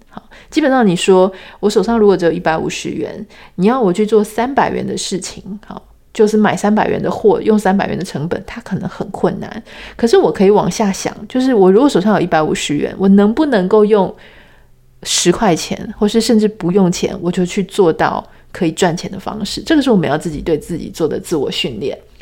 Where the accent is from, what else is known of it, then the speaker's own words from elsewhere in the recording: Taiwan; 我们从小在台湾长大